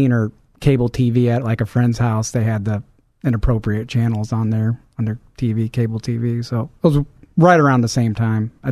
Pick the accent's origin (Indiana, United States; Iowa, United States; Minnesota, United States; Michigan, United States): Indiana, United States; Hobart; Uh, Hobart, Indiana.